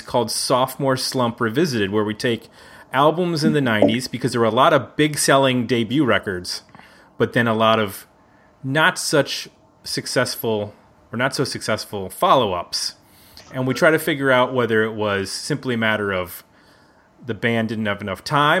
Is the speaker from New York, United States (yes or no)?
yes; Buffalo, New York, United States; I grew up in Buffalo